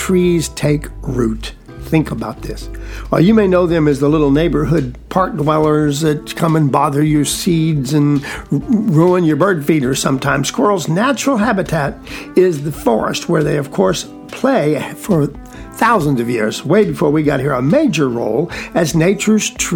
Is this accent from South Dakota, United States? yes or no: no; edges of the Okefenokee Swamp, South Georgia, United States; I was raised in South Georgia, extreme South Georgia, on the edges of the Okefenokee Swamp